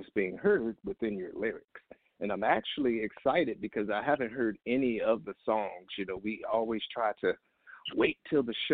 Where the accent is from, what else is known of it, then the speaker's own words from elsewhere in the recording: Virginia, United States; moved away; I'm from the 757